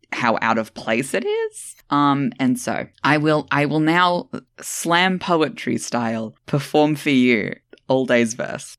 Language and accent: English; Australia; I'm Australian